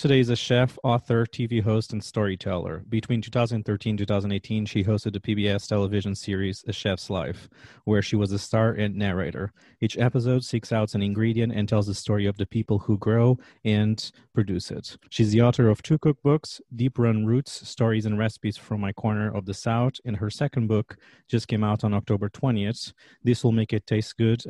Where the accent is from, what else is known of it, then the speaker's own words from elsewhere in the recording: Portugal; moved away as an adult; now in Washington, D.C., United States; I'm originally from Portugal, and I've been living in Washington, D.C. for the last 9 years